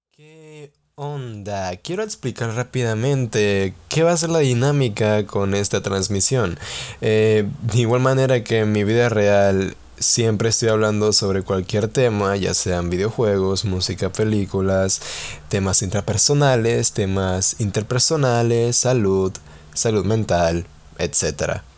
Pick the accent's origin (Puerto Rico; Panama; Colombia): Panama; soy panameño